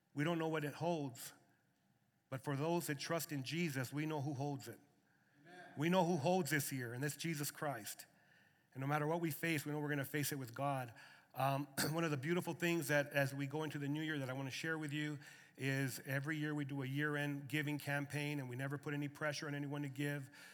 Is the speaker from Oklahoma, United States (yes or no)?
no; Lordsburg, New Mexico, United States; moved away as an adult; now in Arizona, United States; born and raised in Lordsburg, New Mexico, and now I'm uh, you know, a resident of Arizona